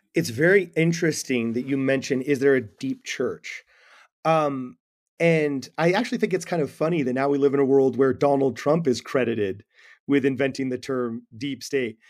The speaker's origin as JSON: {"language": "English", "town": "Los Angeles", "region": "California", "country": "United States", "said": "I'm from Los Angeles."}